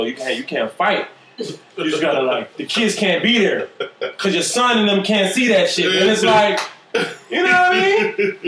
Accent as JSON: {"language": "English", "town": "Miami", "region": "Florida", "country": "United States", "also_born_or_lived": "Jamaica / North Carolina", "said": "I'm from Miami. I'm Jamaican"}